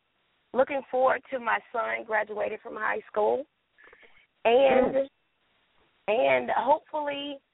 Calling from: Tucker, Georgia, United States; I'm calling from Tucker, Georgia.

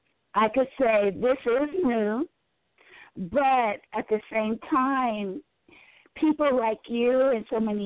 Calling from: Carmichael, California, United States; I am calling from Carmichael, California.

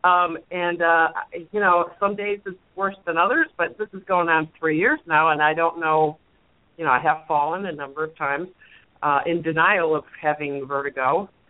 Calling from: outside of Chicago, Illinois, United States; I'm calling from outside of Chicago.

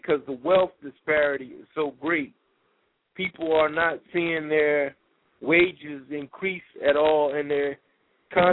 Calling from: Philadelphia, Pennsylvania, United States; I'm calling from Philadelphia

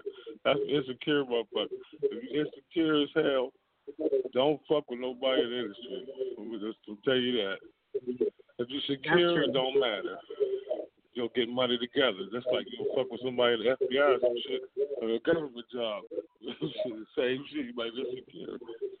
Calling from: Pittsburgh, Pennsylvania, United States; Oh, Pittsburgh, PA.

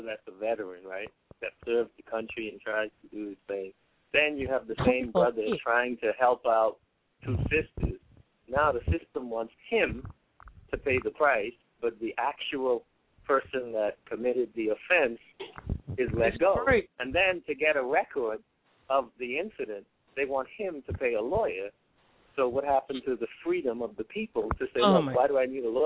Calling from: New York, United States; I'm calling from New York

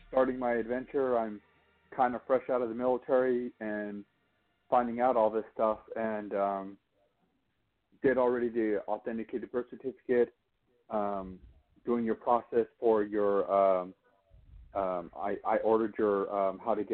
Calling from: Monterey, California, United States; I'm calling from I'm calling from Monterey, California.

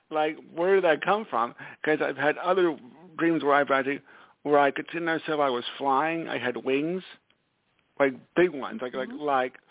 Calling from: Stamford, Connecticut, United States; I'm calling from Stamford, Connecticut.

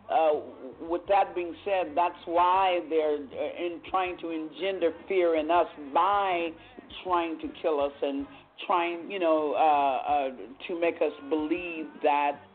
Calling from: Vallejo, California, United States; Yes, this is … I'm from Vallejo, California.

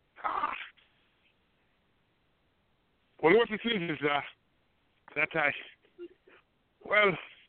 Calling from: Ireland; I'm calling from Ireland. I'm an Irishman.

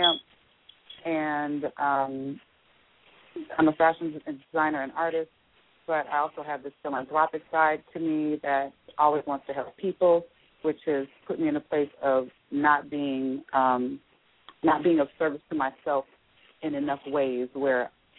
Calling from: Atlanta, Georgia, United States; I'm calling from Atlanta

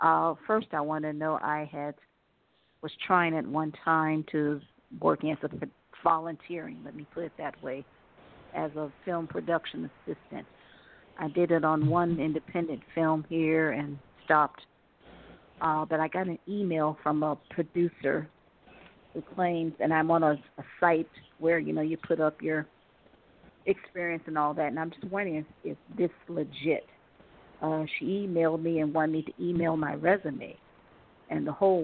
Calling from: Ohio, United States; I'm calling from Ohio

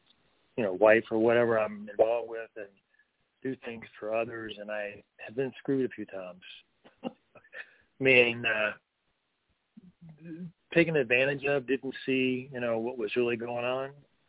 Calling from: North Carolina, United States; I'm in the mountains of North Carolina.

